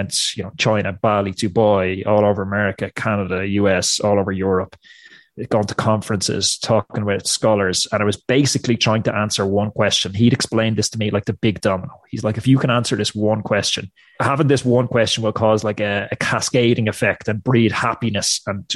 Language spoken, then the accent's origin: English; Ireland; also born or lived in United States; You can probably tell from the accent, I'm not American, I'm Irish